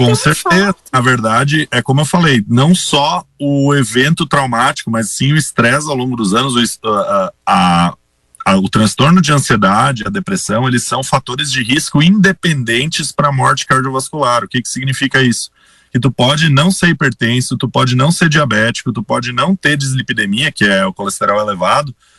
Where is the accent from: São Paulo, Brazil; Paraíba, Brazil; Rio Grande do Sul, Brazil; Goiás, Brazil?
Rio Grande do Sul, Brazil; Sinimbu; moved away as an adult; also born or lived in Santa Maria / Caxias do Sul / Passo Fundo; now in Teutônia, Brazil; Eu sou natural de uma cidadezinha bem pequena, próxima de Santa Cruz. Eu sou de Sinimbu, que é uma cidadezinha pequenininha, próxima de Santa Cruz. Nasci no interior